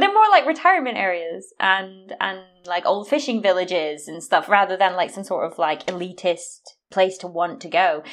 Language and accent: English; United States; moved away as an adult; now in United Kingdom; I tend to only tell people I'm American